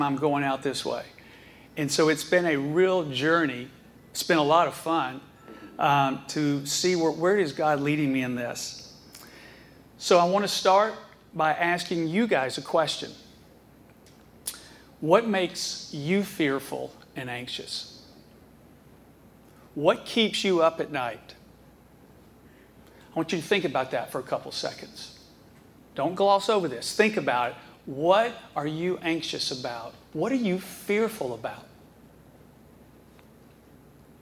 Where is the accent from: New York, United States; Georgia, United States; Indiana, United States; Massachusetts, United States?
Georgia, United States; Atlanta; I was born and raised in Atlanta, Georgia